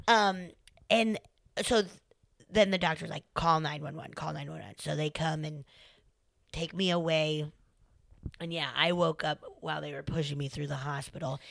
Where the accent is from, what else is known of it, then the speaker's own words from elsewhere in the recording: Colorado, United States; I'm from Colorado.